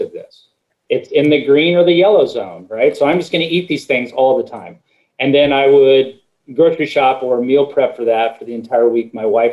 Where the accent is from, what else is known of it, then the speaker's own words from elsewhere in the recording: Midwest, United States; I grew up in the Midwest, everything's meat and potatoes